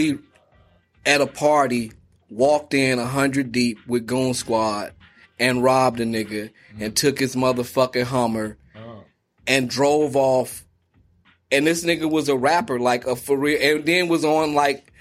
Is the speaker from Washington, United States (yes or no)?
no; Chicago, Illinois, United States; I'm from the South Side, Wild Hunnets.